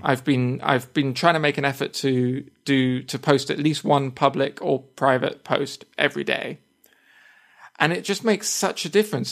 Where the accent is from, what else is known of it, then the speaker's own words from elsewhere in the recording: United Kingdom; accent: British English; first language English; I say that I am a native speaker of, of English, and I also put that, that I'm a British English speaker